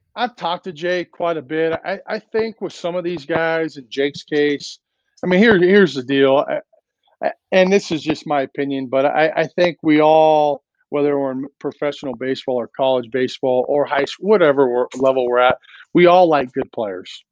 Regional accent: Lakewood, California, United States; now in Nevada, United States; I grew up in Lakewood

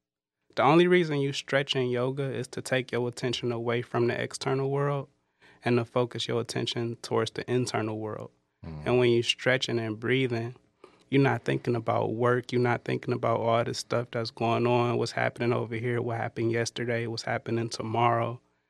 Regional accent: Detroit, Michigan, United States; I grew up in Detroit.

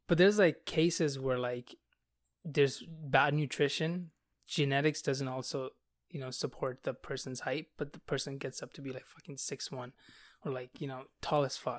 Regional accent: Bangladesh; now in Canada; I'm from Bangladesh where, like, nobody has blonde hair.

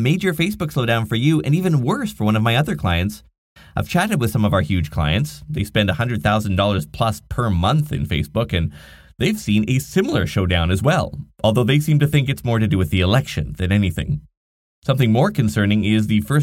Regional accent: Nanaimo, British Columbia, Canada; here in my hometown of Nanaimo, British Columbia, on beautiful Vancouver Island

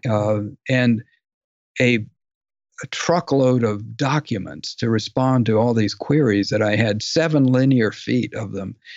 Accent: Dallas, Texas, United States; I grew up in Dallas

